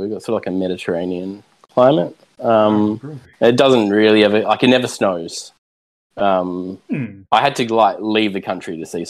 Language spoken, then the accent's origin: English; Australia; Even here in Australia, it's like I've had tourists that have come over and they've been to more parts of Australia than I've been. I've lived here my whole life.